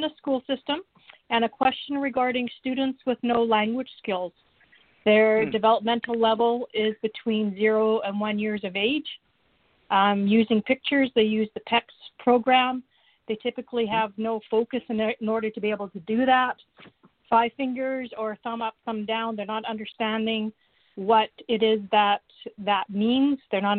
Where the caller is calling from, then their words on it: Canada; I'm calling from Canada.